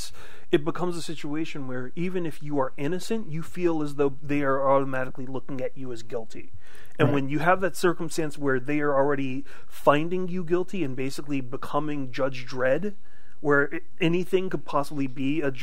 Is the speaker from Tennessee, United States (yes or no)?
no; New Orleans, Louisiana, United States; I grew up in New Orleans